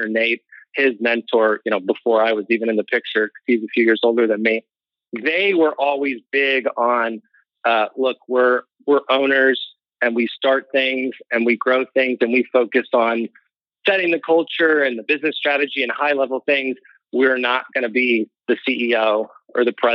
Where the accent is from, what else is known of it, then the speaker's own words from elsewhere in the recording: Missouri, United States; also born or lived in San Diego; Missouri, where we're all from